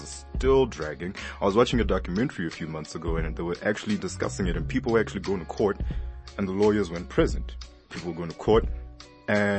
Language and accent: English; South Africa; I'm South African